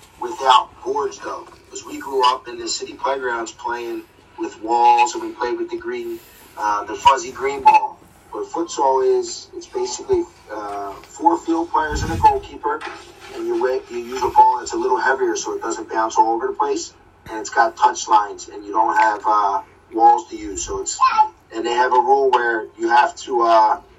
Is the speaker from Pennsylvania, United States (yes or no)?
yes; Philadelphia, Pennsylvania, United States; also born or lived in Abington, Pennsylvania; I originally grew up in Abington, then I moved over to Port Richmond when I was probably 12, 13, and live in Port Richmond ever since